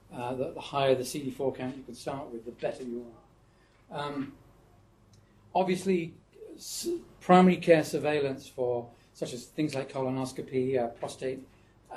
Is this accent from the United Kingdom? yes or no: yes; United Kingdom; accent: British; moved away; I talk to them with my British accent